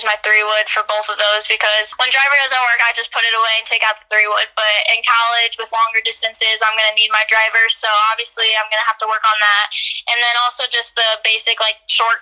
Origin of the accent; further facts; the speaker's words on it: Dixon, Illinois, United States; I come from Dixon, obviously, which is a pretty small town